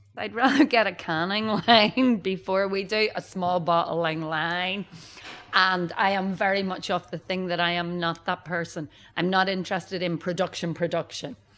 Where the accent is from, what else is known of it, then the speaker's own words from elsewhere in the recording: Northern Ireland, United Kingdom; moved away; I'm from Northern Ireland and it's small scale